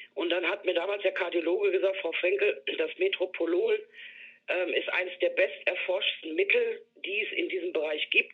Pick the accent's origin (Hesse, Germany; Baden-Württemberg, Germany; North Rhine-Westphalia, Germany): North Rhine-Westphalia, Germany; Dortmund; moved away; ich komme aus Dortmund ursprünglich